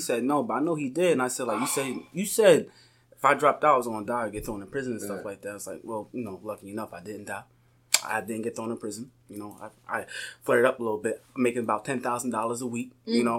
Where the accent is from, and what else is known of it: Philadelphia, Pennsylvania, United States; now in Lancaster, United States